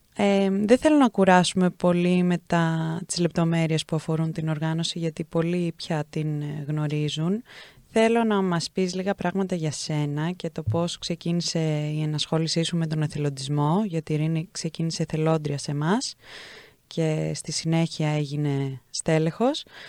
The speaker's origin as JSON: {"language": "Greek", "country": "Greece", "said": "πώς μεγαλώνουμε στην Ελλάδα"}